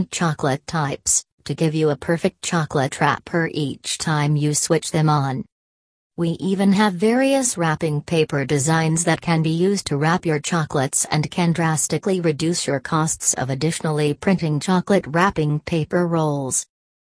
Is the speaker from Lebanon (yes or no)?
yes; Lebanon; from Lebanon